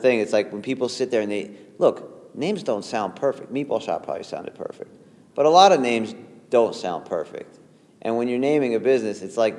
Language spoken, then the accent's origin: English; New York, United States; And even just growing up in New York in general, you're kind of like a chameleon.